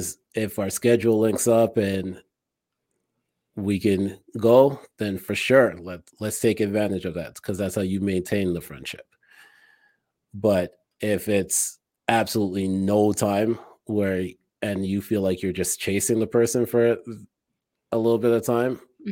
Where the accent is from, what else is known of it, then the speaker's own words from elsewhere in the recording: Toronto, Ontario, Canada; moved away; I came from Toronto where I knew a lot of people.